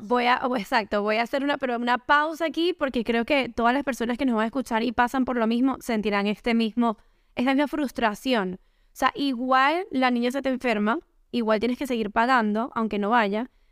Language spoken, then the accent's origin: Spanish; Caracas, Capital District, Venezuela; now in Miami, United States; Yo soy caraqueña